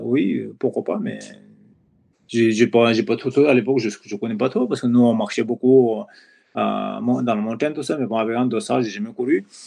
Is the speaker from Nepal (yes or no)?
yes; Koshi Province, Nepal; French is a second language; moved away as an adult; also born or lived in Europe; je suis originaire de Népal. Voilà, je suis né dans la Bali de, Bali de dans la région de Everest